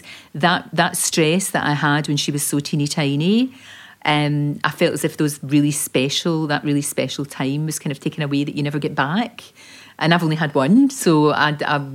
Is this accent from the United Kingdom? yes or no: yes; Glasgow, Scotland, United Kingdom; accent: Glasgow; moved away; I was born in the Gorbals in Glasgow and obviously from a very working class family.